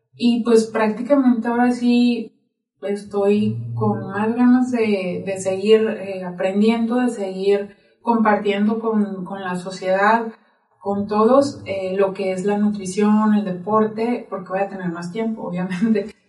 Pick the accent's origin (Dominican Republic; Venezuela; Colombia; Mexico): Mexico; Nogales, Sonora; now in Zacatecas, Mexico; yo soy de Sonora, de Nogales, Sonora, orgullosamente sonorense, de la frontera